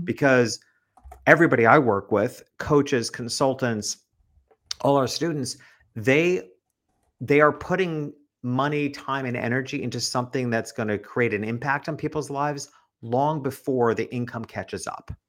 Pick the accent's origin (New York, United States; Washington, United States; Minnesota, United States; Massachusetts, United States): New York, United States; moved away as an adult; also born or lived in Connecticut; now in Florida, United States; And I'm from New York